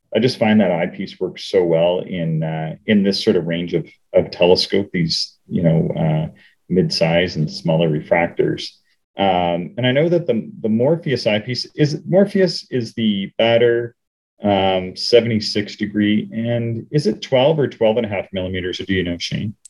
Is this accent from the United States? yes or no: no; Canada; I, am Canadian, but I grew up on American TV